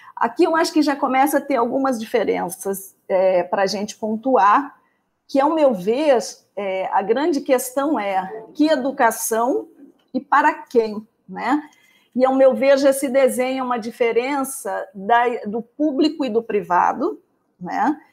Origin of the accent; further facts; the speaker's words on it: Pelotas, Rio Grande do Sul, Brazil; moved away as an adult; now in Rio de Janeiro, Brazil; eu sou de Pelotas, né, moro agora no Rio de Janeiro